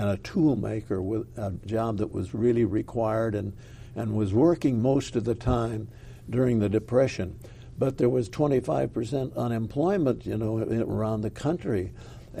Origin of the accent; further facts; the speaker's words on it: Peoria, Illinois, United States; I was from Peoria, or am from Peoria. I still regard it as my hometown